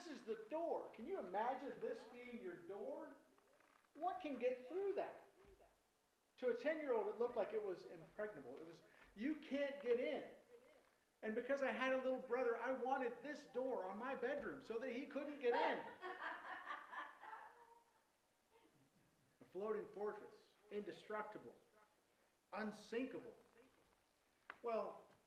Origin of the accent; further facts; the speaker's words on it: Virginia, United States; I grew up in Virginia